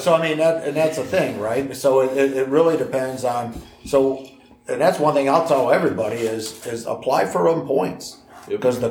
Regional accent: Illinois, United States; moved away as an adult; also born or lived in Montana; I grew up in Illinois, and I started guiding in Montana when I was 18

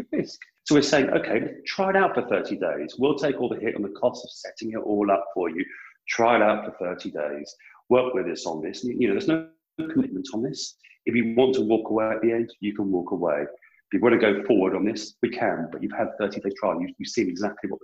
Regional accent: United Kingdom; I'm British

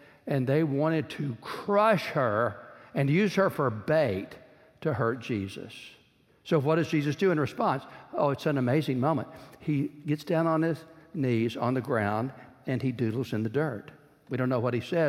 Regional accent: Georgetown, Texas, United States; when I was growing up in Central Texas

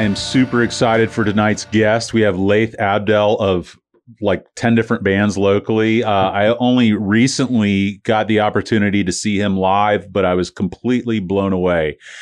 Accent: St. Petersburg, Florida, United States; I grew up in Saint Pete.

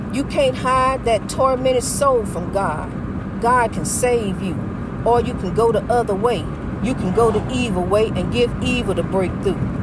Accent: East St. Louis, Illinois, United States; my hometown of East St. Louis.

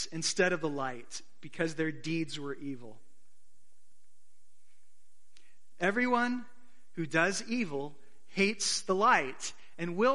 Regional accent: Arizona, United States; I grew up in Arizona

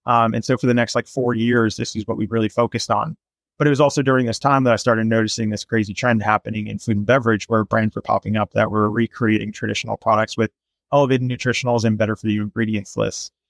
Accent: Los Angeles, California, United States; I'm from Los Angeles, and I'm a digital marketer

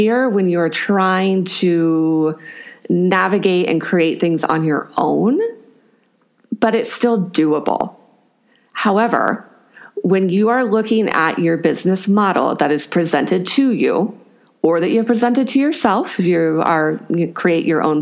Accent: California, United States; I am from California

